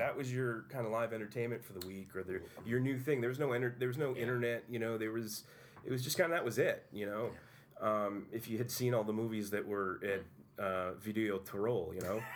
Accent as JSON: {"language": "English", "town": "Utica", "region": "New York", "country": "United States", "tie": "born or raised there", "said": "I grew up on Proctor Boulevard"}